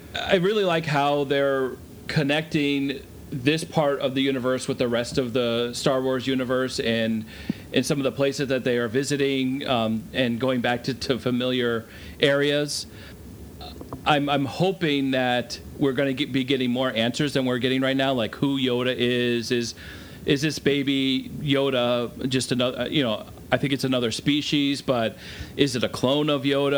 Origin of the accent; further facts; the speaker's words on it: Vermont, United States; Growing up in Vermont, I never saw or realized how big the world was in comparison